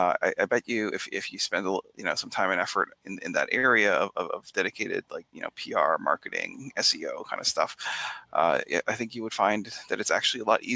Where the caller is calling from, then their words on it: Boston, Massachusetts, United States; Back Bay in Boston.